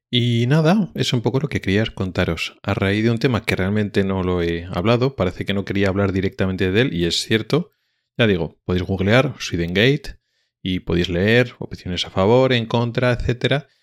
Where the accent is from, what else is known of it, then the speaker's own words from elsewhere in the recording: Spain; como español que soy